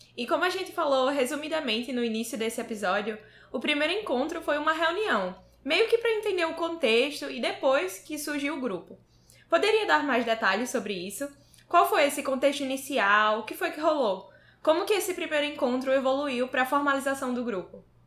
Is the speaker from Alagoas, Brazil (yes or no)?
yes; Maceió, Alagoas, Brazil; moved away as an adult; now in Recife, Brazil; eu tenho 23 anos e sou de Maceió, Lagoas